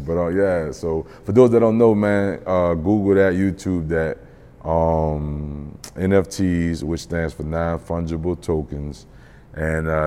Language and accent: English; New Orleans, Louisiana, United States; I'm from New Orleans